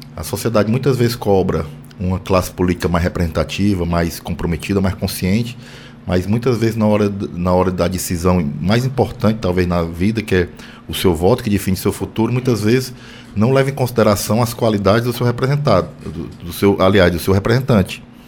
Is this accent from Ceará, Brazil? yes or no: yes; Solonópolis, Ceará, Brazil; meu município é encravado no interior do Ceará, em Solonópolis, e eu cresci no meio das pessoas mais humildes, mais carentes, mais vulneráveis da minha terra.